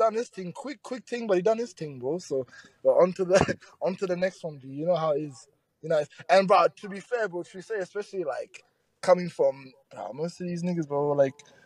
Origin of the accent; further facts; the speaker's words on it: Birmingham, West Midlands, United Kingdom; now in Queensland, Australia; I grew up in Brum. So Birmingham